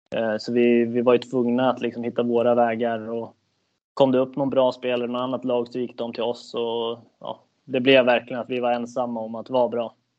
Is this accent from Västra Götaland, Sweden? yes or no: no; Södertälje, Stockholm County, Sweden; moved away as an adult; now in Kalmar, Sweden; jag född och uppväxt i Södertälje